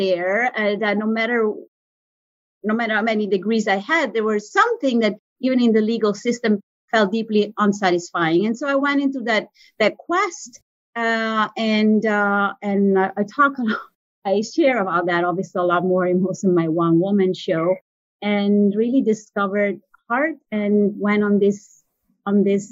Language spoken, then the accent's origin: English; Italian part of Switzerland, Italian-speaking Switzerland, Switzerland; moved away; I'm from the Italian part of Switzerland